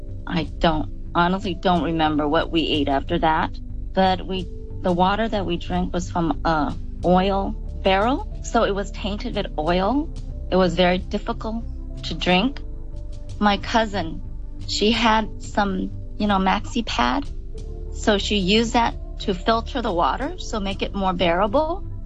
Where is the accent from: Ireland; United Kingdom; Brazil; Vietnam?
Vietnam; Vung Tau, Ba Ria-Vung Tau; moved away; We were in Yong Tau in Vietnam. So we were in Yong Tau, and that morning, we went to a place called